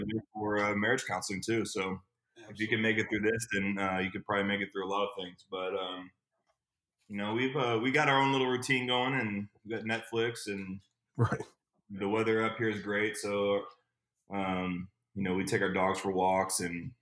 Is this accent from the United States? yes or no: yes; West Coast, United States; also born or lived in Nashville / California; now in Indianapolis, United States; I'm from the West Coast